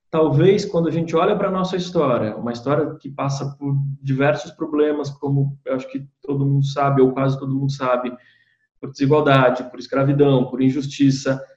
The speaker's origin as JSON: {"language": "Portuguese", "country": "Brazil"}